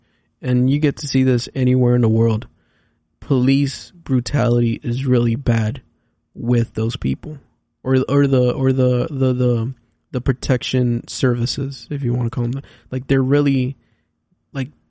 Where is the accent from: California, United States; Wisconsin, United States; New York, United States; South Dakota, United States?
California, United States; Los Angeles; I grew up in, I was born in Los Angeles.